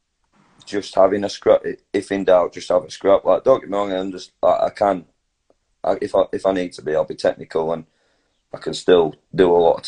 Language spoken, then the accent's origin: English; Halifax, Yorkshire and the Humber, United Kingdom; moved away as an adult; now in Leeds, United Kingdom; I'm from Halifax originally